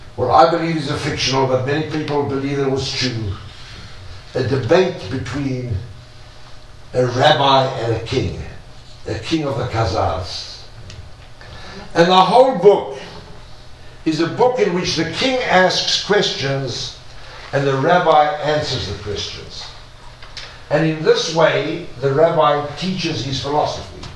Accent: South Africa; now in Israel; I'm a South African. I lived in an immoral country.

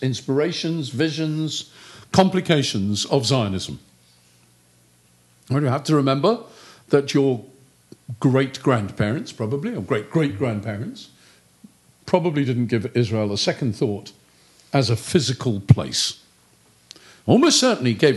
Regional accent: United Kingdom; I'm British

